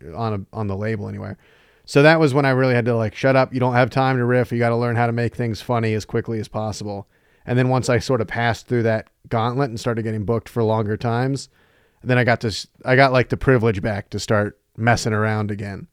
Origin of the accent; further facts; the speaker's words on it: North Carolina, United States; moved away as an adult; now in Chicago, United States; I'm from North Carolina originally